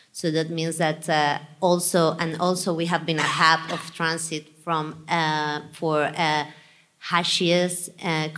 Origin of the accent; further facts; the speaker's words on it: Spain; also born or lived in United States; I come from Spain.